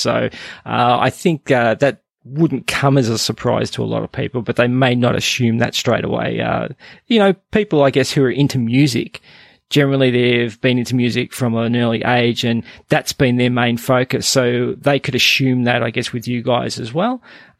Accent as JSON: {"language": "English", "country": "Canada", "said": "As a Canadian, I always ask my Canadian guests this."}